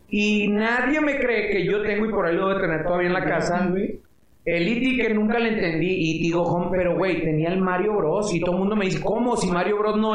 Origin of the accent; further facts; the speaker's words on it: Chihuahua, Mexico; moved away as an adult; now in Mexico City, Mexico; yo soy de Chihuahua